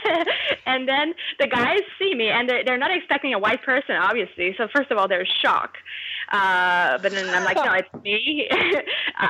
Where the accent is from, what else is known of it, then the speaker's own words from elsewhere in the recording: Quebec, Canada; I'm from Quebec